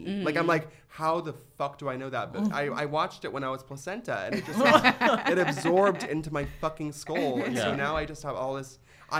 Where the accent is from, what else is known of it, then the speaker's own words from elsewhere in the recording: Ventura, California, United States; I grew up in Ventura